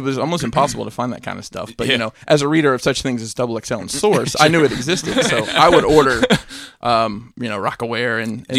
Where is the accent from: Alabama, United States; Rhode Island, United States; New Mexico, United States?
Alabama, United States; because back in Alabama